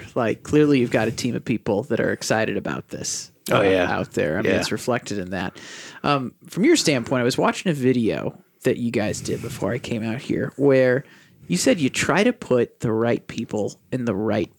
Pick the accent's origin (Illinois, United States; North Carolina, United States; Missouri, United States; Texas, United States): Missouri, United States; St. Louis; now in Milwaukee, United States; I'm a St. Louis guy.